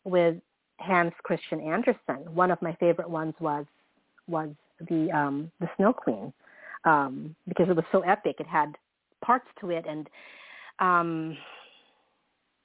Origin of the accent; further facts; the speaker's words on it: Philippines; now in San Francisco Bay Area, United States; I grew up in the Philippines during those formative years